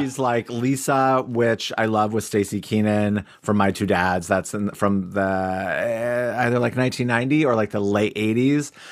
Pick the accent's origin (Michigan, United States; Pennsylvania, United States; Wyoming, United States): Wyoming, United States; Cody; in Wyoming, especially my hometown